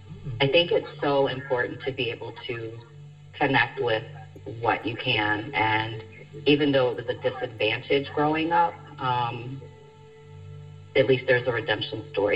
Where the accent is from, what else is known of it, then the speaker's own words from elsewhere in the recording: West Virginia, United States; moved away as an adult; now in Detroit, United States; being like multiracial, I grew up in West Virginia too